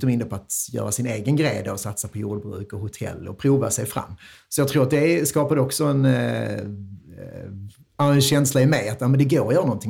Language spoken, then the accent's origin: Swedish; Vellinge, Skåne, Sweden; jag är från Vellinge, absolut. Jag eh, växte upp här